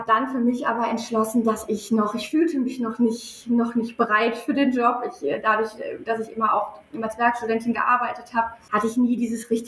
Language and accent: German; North Rhine-Westphalia, Germany; ich, äh, ich bin ja auch ein, ein Kind des Ruhrpots. Mein Vater sagt immer, wir kennen äh, die, die Kathedralen des Ruhrgebiets und äh, fühlen uns da zu Hause